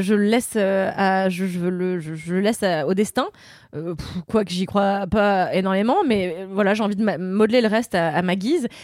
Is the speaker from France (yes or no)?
no; Mauritius; chez moi à Maurice